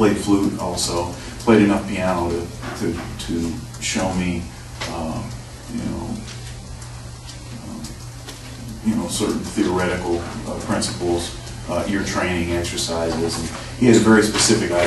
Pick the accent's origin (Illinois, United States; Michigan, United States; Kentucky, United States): Michigan, United States; Eaton Rapids; now in Columbus, United States; I was actually born in Columbus, but then my dad's job moved us to pretty close to Lansing, Michigan, which is in the center of the state. And I grew up in Eaton Rapids, actually